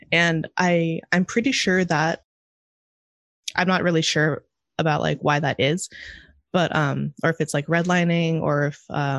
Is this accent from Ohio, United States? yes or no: no; Monterey, California, United States; now in Chicago, United States; I'm from Monterey.